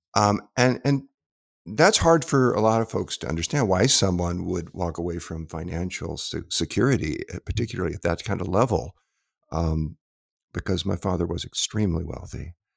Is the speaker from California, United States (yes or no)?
yes; Southern California, United States; growing up in Southern California